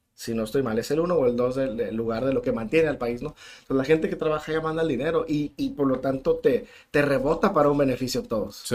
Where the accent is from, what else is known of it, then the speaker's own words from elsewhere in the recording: San Luis Río Colorado, Sonora, Mexico; moved away as an adult; now in Tijuana, Mexico; Soy de una pequeña ciudad que nos dan mucha carrilla porque está muy chiquita y que depende de Mexicali, se llama San Luis Río Colorado.